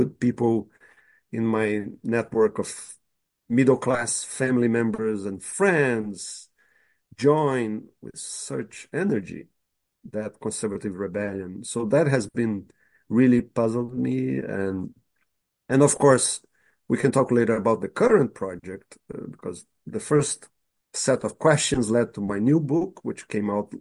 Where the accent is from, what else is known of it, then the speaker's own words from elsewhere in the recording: Brazil; moved away; my positionality as a white middle-class man when I grew up in Brazil